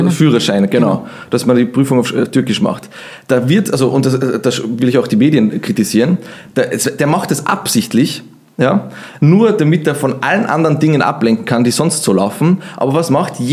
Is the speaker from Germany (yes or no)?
no; Vienna, Austria; Wien ist meine Heimat, würde ich auch sagen.